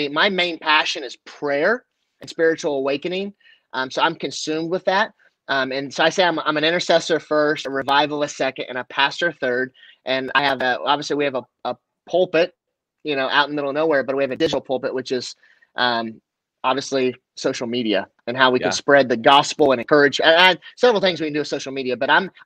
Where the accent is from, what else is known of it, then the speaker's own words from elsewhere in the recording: Kansas, United States; also born or lived in Denver, Colorado; I was raised by family in Kansas versus I was born in Denver.